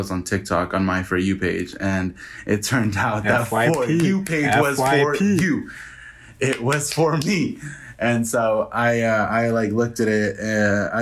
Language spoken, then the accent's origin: English; Hanford, California, United States; moved away as an adult; now in Reno, United States; I come from Hanford, California, but I live in Reno, Nevada